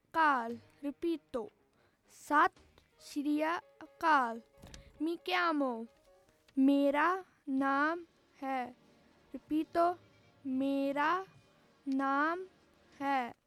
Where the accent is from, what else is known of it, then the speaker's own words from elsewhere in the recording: Punjab, India; first language Punjabi; Italian is a second language; now in Italy; della prima D, vengo dall'India eh, proverò eh, in, la, la, mia lingua, il Punjabi.